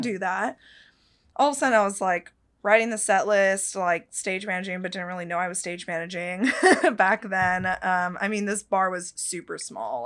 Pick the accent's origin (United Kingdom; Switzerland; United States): United States; Petaluma, California; Petaluma, California, out in the Bay Area, um, and that's actually the town I grew up in.